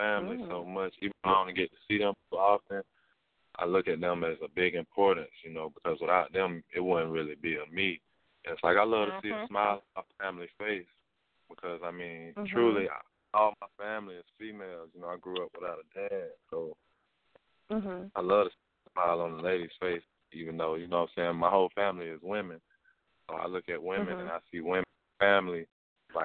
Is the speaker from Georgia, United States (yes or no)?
no; Tallahassee, Florida, United States; I'm from Tallahassee